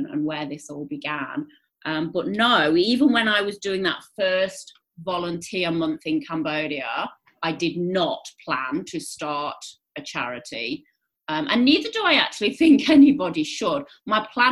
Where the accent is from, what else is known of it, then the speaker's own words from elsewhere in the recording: England, United Kingdom; moved away as an adult; also born or lived in Greece; now in Australia; you can hear from my accent. I grew up under the grey skies of England.